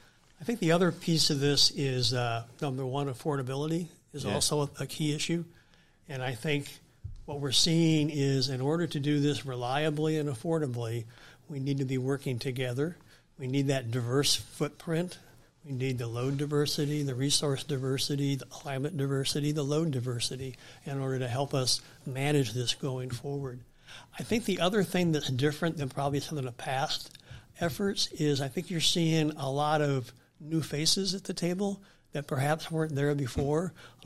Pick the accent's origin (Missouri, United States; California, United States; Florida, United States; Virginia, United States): California, United States; I'm from California, we're one, have very aggressive goals.